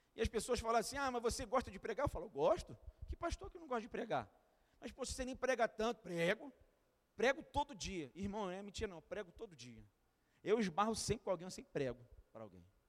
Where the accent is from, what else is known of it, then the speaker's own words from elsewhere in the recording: Duque de Caxias, Rio de Janeiro, Brazil; eu sou de Caxias